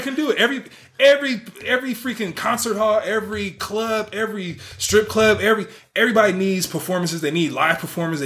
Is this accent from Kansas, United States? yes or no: no; Bay Area, California, United States; I'm from the Bay Area